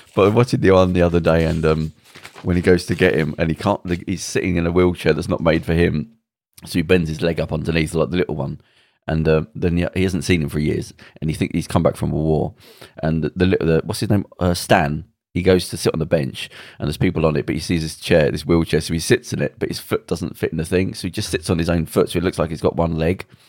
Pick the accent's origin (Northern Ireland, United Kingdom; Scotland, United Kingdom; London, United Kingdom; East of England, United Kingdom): Northern Ireland, United Kingdom; Belfast; when I grew up in Belfast, there were soldiers in, out, outside all the houses